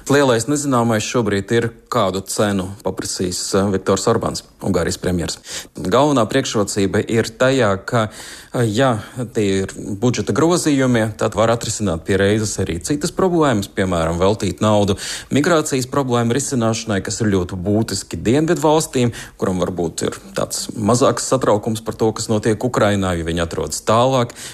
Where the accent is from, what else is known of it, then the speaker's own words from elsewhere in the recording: Joniškis, Šiauliai County, Lithuania; Mums uh, ar draugiem ir no mažiem šauļiem, un es no Joniškiem. Mēs katru gadu starp svētku periodu braucam kaut kur uz Latviju.